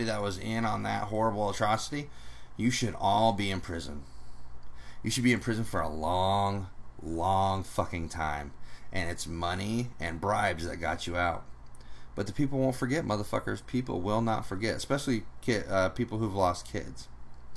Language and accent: English; United States; We don't have power as American people